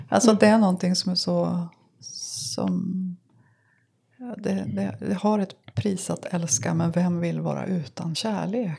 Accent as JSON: {"language": "Swedish", "town": "Sävar", "region": "Västerbotten County", "country": "Sweden", "moved": "yes", "said": "jag kommer från Sävar"}